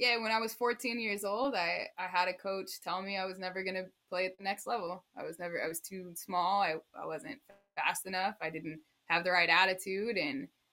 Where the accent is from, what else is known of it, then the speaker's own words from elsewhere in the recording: Austin, Texas, United States; moved away; also born or lived in Arizona; I'm from Austin, Texas originally.